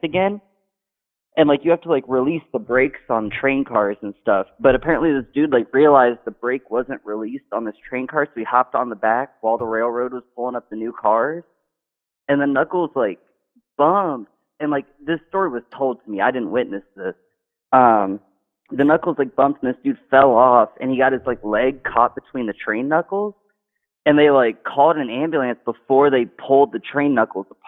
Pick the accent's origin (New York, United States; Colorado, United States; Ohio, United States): Ohio, United States; Ostrander; I'm from Ostrander, which you might not know. It's, like, 15 minutes out of Delaware, Ohio